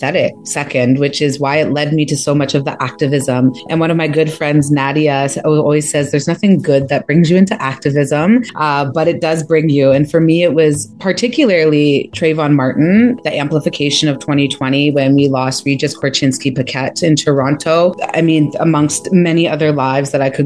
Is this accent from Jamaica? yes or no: yes; Jamaica; now in Canada; I'm Jamaican